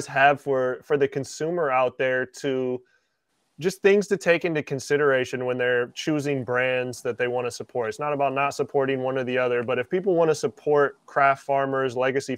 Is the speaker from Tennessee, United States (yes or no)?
no; Washington, United States; moved away; I grew up in Washington